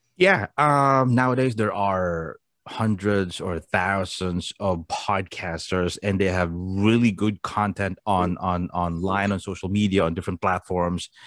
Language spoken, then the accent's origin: English; Philippines; moved away; Us Filipinos